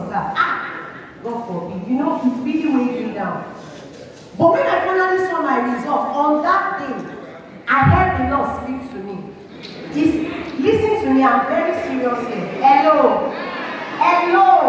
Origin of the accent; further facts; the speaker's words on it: Osun, Nigeria; moved away as an adult; now in Delta State, Nigeria; I used to be from Osun State, but I am now from Delta State.